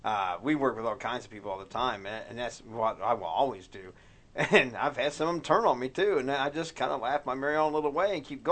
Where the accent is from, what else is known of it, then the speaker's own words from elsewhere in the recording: United States; dude, I pay my taxes. I'm free American.